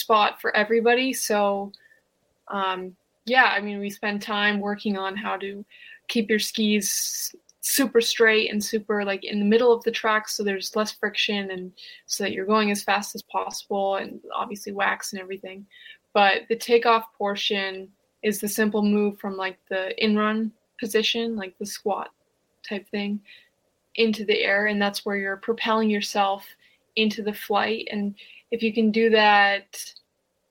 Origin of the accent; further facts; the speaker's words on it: Lake Placid, New York, United States; I'm from Lake Placid, New York. We had the Winter Olympics in 1980 and 32. So grew up in an Olympic village, grew up on skis.